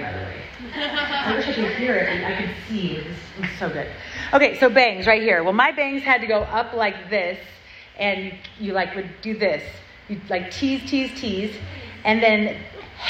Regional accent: Southern California, United States; I grew up in Southern California

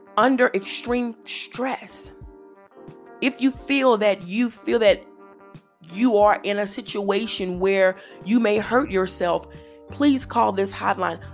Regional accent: Louisiana, United States; I'm from Louisiana

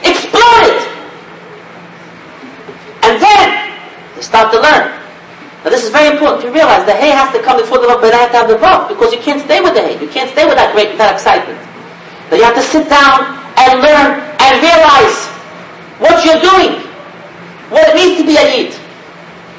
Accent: United States; I'm an American boy

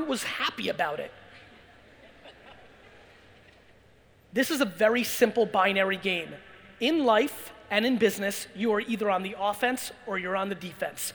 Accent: Belarus; moved away; also born or lived in Jersey; I was born in Belarus and former Soviet Union

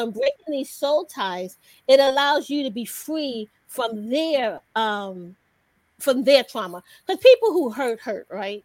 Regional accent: New York City, New York, United States; moved away as an adult; also born or lived in DMV (Washington, D.C. area); now in Washington, D.C. area, United States; I'm originally hailing from New York City. I moved down here to the DMV to go to Howard University. I've been here ever since

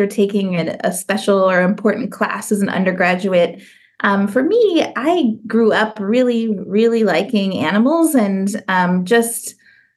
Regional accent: St. Louis, Missouri, United States; moved away as an adult; also born or lived in Columbus, Ohio / Tallahassee, Florida / Arizona / Lowell, Massachusetts; now in Florida, United States; I grew up in St. Louis, Missouri

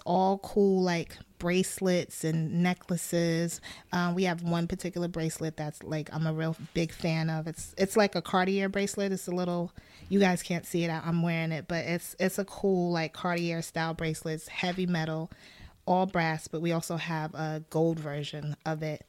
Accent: Brooklyn, New York, United States; I am from Brooklyn, New York. I am the daughter of two Ghanaian parents

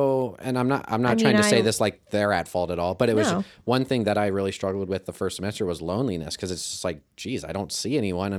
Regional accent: Kirksville, Missouri, United States; I'm from Kirksville. So yes. I've been around Truman since eighth grade.

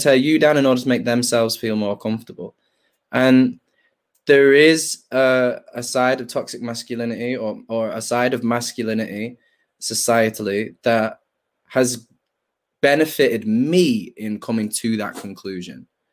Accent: Manchester, North West England, United Kingdom; I'm from, I'm from Hume Moss side

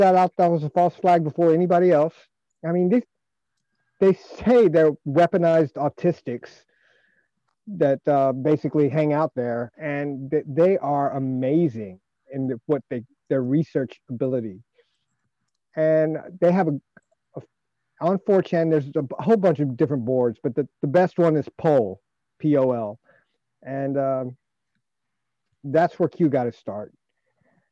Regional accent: United States; I'm an American

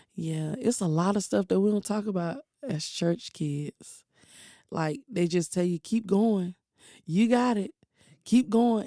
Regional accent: Durham, North Carolina, United States; also born or lived in Chapel Hill, North Carolina; I grew up in Durham, but I was born in Chapel Hill.

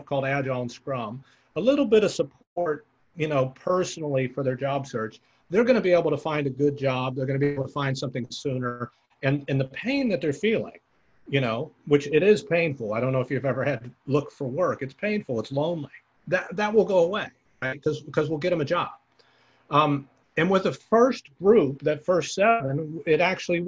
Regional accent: the Bay Area, California, United States; I'm from the Bay. I live in the Bay Area

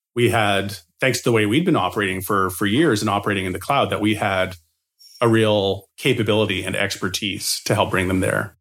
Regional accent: Edmonton, Alberta, Canada; I was running my own snow shoveling business in Edmonton, Alberta

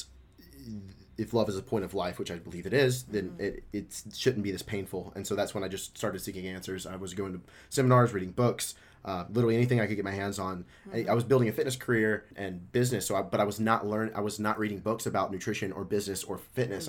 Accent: Memphis, Tennessee, United States; moved away as an adult; also born or lived in Dallas, Texas; born and raised in Memphis, Tennessee

